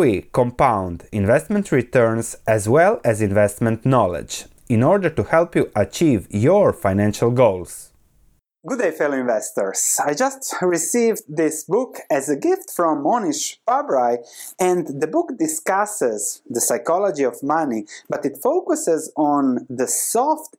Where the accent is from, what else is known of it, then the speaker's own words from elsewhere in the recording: Croatia; This is where I come from Croatia. This was happening when I was 8 years old, so this was my reality back then.